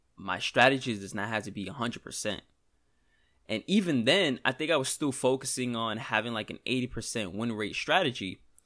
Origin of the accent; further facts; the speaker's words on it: New York, United States; accent: New York; We, we in New York